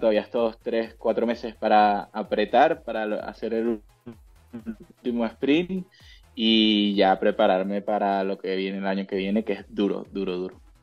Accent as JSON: {"language": "Spanish", "country": "Venezuela", "tie": "born or raised there", "moved": "as an adult", "lives_now": "Spain", "said": "yo nací en Venezuela y Venezuela es un país que dentro de eh, la escalada deportiva se ha especializado eh, ahora no tanto, pero en su momento se especializó mucho en la velocidad y eso pues captó mi atención y me formé como mm, atleta, como velocista en Venezuela"}